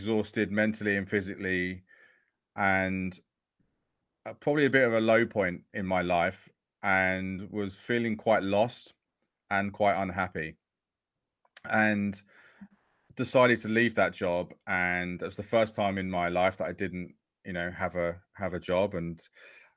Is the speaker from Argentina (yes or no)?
no; Essex, East of England, United Kingdom; I grew up in Essex